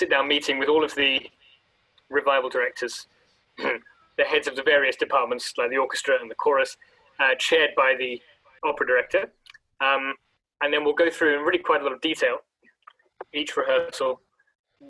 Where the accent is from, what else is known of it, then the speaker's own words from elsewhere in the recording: London, United Kingdom; moved away; I grew up in London